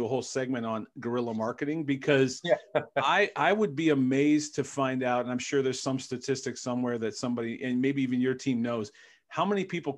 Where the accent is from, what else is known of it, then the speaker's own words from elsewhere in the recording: Cleveland, Ohio, United States; I'm from Cleveland